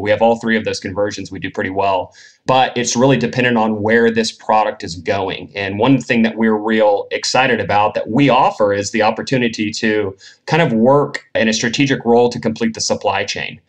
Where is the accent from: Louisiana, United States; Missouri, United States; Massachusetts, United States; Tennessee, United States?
Tennessee, United States; moved away as an adult; also born or lived in Northern California; Born and raised in Tennessee, uh, not a very cannabis friendly state.